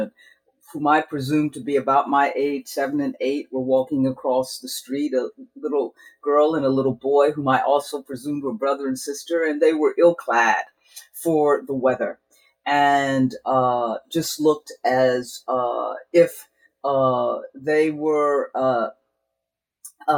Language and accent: English; Dayton, Ohio, United States; I was born and raised in Dayton, Ohio, cradle Episcopalian